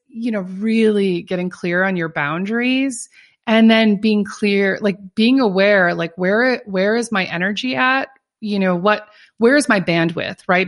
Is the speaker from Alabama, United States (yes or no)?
no; Minnesota, United States; also born or lived in California; now in North Carolina, United States; I'm originally from Minnesota